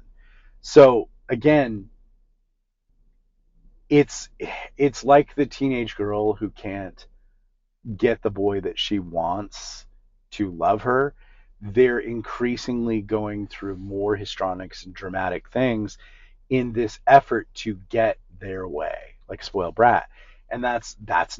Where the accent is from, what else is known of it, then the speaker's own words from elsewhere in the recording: Newport Beach, California, United States; growing up in Newport Beach and around rich people